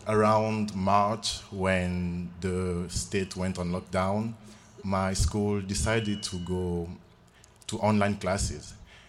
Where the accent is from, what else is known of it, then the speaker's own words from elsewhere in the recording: Republic of the Congo; moved away as an adult; now in Idaho, United States; I'm from the Republic of Congo. I'm a senior at the College of Idaho. This is my fourth year in the US, actually.